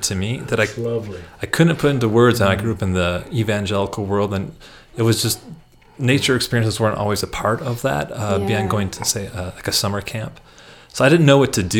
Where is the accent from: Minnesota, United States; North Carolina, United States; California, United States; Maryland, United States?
Minnesota, United States; accent: Midwestern; moved away as an adult; now in Albuquerque, United States; growing up in Minnesota, you know, you're about a stone's throw from a lake wherever you are